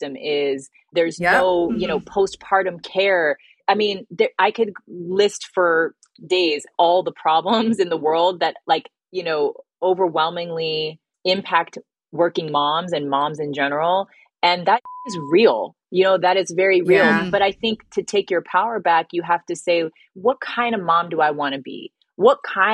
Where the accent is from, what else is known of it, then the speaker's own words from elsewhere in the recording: Bay Area, California, United States; moved away as an adult; also born or lived in New York; I'm from a small town in the Bay Area